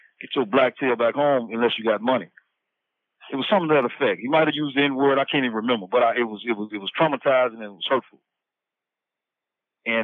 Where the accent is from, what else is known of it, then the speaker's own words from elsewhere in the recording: small town Mississippi outside of Tupelo, United States; I'm originally from Mississippi, right? I come up small town Mississippi outside of Tupelo